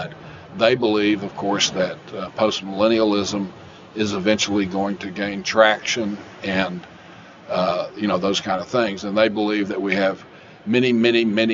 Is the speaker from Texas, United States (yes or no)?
yes; Austin, Texas, United States; moved away; also born or lived in Oklahoma City, Oklahoma; I'm originally from Austin, Texas